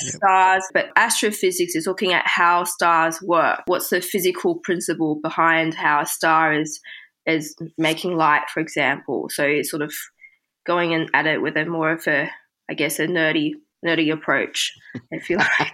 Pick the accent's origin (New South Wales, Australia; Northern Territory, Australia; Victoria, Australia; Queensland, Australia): New South Wales, Australia; Sydney; English is a second language; also born or lived in Beijing, China / London, United Kingdom; moving from Beijing to Sydney, uh, which is where I spent the rest of my time during my childhood